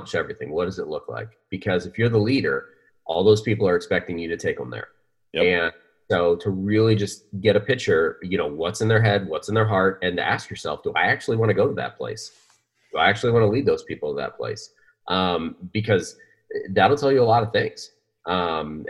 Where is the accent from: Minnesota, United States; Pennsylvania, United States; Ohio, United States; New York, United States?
Pennsylvania, United States; now in Arizona, United States; I grew up in Pennsylvania